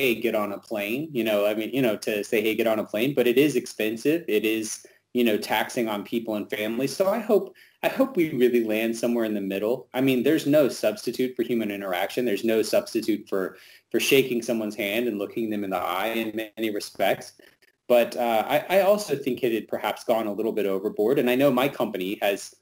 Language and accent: English; the South, United States; being a Southerner